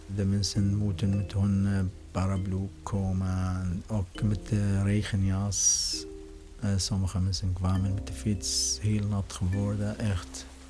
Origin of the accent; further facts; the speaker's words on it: Syria; Dutch is a second language; now in Netherlands; ik kom uit Syrië.